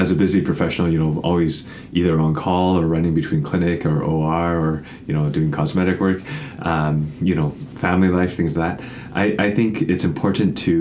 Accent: Vancouver, British Columbia, Canada; also born or lived in Toronto / San Diego; now in Victoria, Canada; I was born and raised in Vancouver

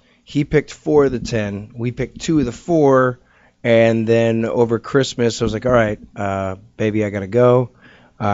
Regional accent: Toronto, Ontario, Canada; And I went up as a Canadian because I'm from Toronto.

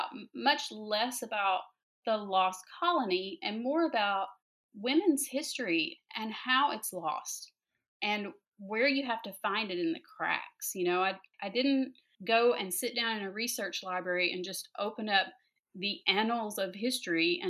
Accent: the South, Georgia, United States; also born or lived in North Carolina; I grew up in the South

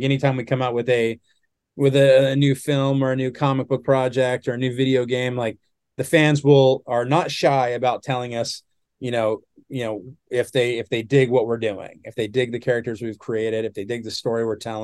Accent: Southern California, United States; I'm from Southern California

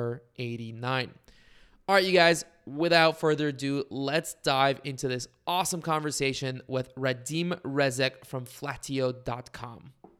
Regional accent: Bulgaria; now in United States; growing up in Bulgaria, I always knew the Czech Republic as Czechia, and then I moved to the United States

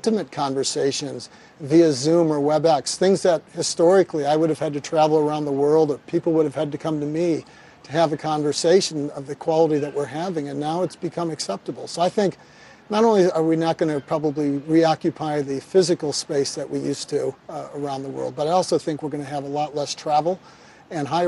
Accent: Kansas City, Missouri, United States; I'm from Kansas City

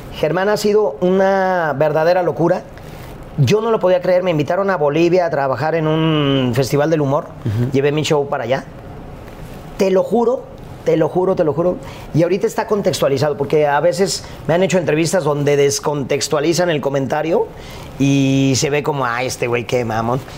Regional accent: Guadalajara, Jalisco, Mexico; yo crecí en un contexto en Guadalajara

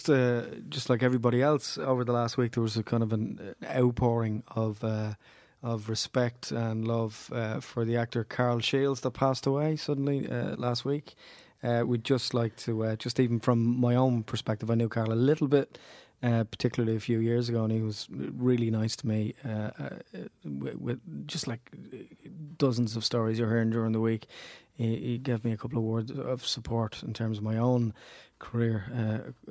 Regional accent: Ireland; Yeah, I'm Irish.

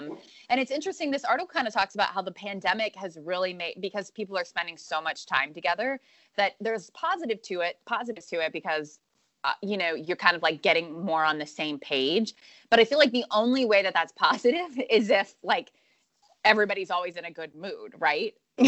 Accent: Pennsylvania, United States; I'm from Pennsylvania, but River's from Asheville.

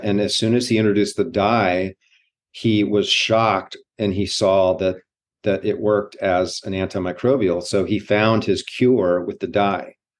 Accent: Hawaii, United States; growing up in Hawaii

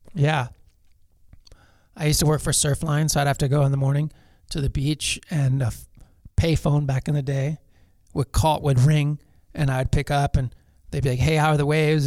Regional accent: Los Angeles, California, United States; I grew up in Pacific Palisades

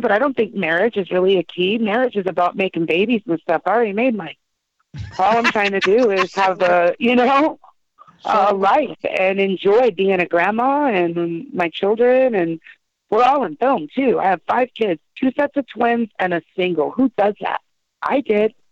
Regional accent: San Jose, California, United States; also born or lived in Los Angeles area; I was born in San Jose

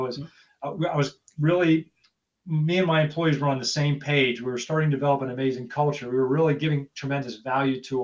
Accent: Pittsburgh, Pennsylvania, United States; moved away as an adult; also born or lived in California; I grew up in Pittsburgh, Pennsylvania

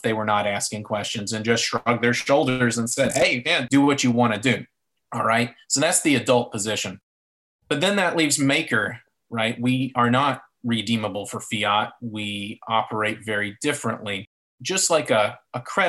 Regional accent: North Carolina, United States; Representative McHenry from my home state

